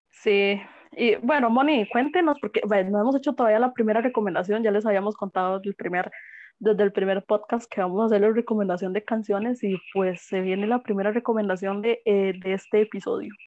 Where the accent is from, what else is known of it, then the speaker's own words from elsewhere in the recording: Costa Rica; nosotros como costarricenses